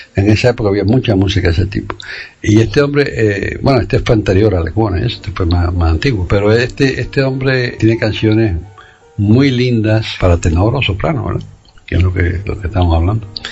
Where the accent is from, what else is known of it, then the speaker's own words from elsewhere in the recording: Cuba; moved away; cuando yo salí de Cuba